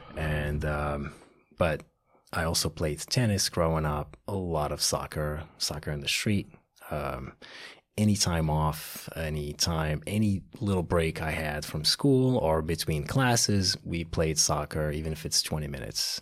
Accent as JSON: {"language": "English", "town": "Casablanca", "region": "Casablanca-Settat", "country": "Morocco", "tie": "born or raised there", "moved": "yes", "lives_now": "United States", "said": "Morocco, Casablanca, Morocco"}